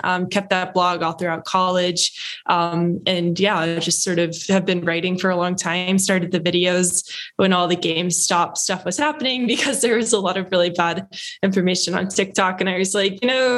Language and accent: English; outside of Louisville, Kentucky, United States; moved away as an adult; also born or lived in Los Angeles; I grew up in Kentucky, so outside of Louisville, which is the biggest city there